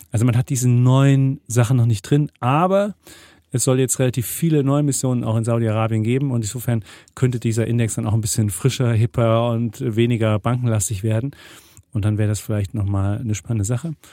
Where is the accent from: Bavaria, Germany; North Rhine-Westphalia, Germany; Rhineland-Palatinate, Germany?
Bavaria, Germany; ich bin ein Franke